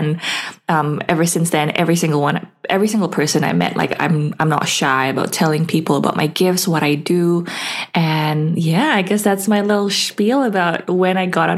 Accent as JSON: {"language": "English", "country": "Indonesia", "lives_now": "Perth, Australia", "said": "I currently live in Perth, but I've lived all over and I'm originally from Indonesia."}